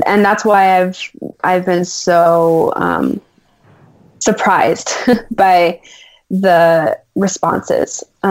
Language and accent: English; United States; as an American and as a creative